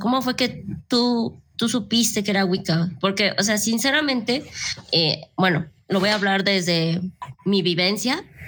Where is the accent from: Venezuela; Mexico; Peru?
Mexico; yo no personal fui bautizada, entonces aquí como que todos empezamos con, con esa religión impuesta